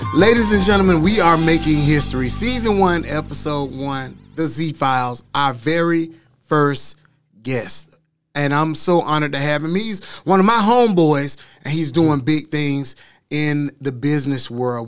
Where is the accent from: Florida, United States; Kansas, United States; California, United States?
Florida, United States; Orlando; I'm from Orlando, too